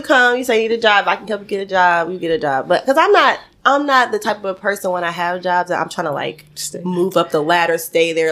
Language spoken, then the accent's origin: English; Atlanta, Georgia, United States; I'm from Atlanta, born and raised. I'm a Georgia peach.